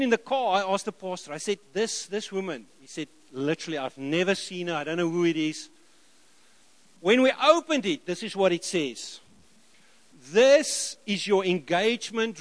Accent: South Africa; I am still South African.

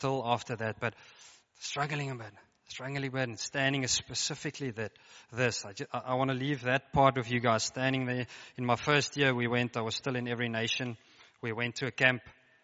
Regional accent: Free State, South Africa; moved away as an adult; now in Stellenbosch, South Africa; I grew up in the Free State, United States of the Free State

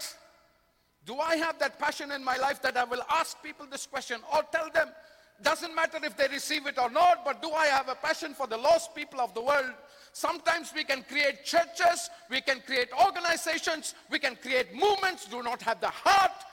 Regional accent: India; I come from India

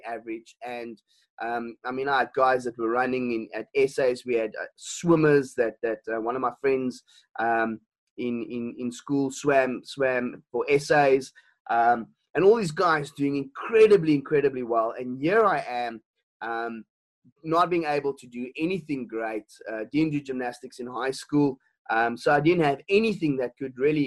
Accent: Elgin, Western Cape, South Africa; also born or lived in Stellenbosch; I come from a small town. I was born and bred in Elgin, and I was there in primary school

